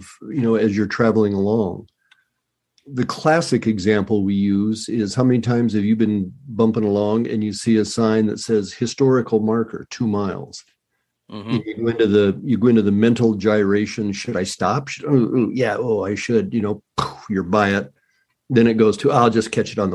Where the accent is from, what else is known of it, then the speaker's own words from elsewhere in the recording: Colorado, United States; moved away; I was originally from Colorado